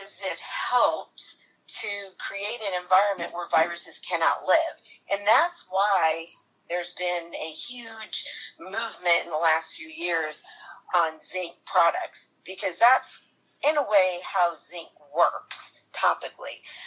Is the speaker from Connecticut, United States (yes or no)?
yes; Connecticut, United States; moved away as an adult; now in North Carolina, United States; I'm originally from Connecticut, but I've been living in North Carolina for about 28 years.